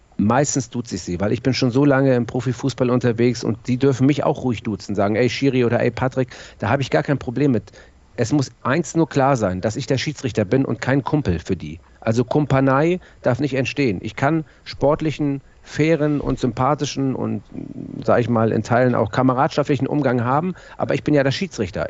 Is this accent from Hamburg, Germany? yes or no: yes; Hamburg, Germany; ich bin in Hamburg-Bergedorf geboren und äh, bin dann in Mümmelmannsberg aufgewachsen